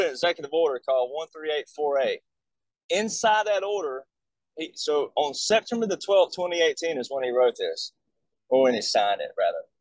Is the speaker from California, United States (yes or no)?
no; Alabama, United States; I'm from Alabama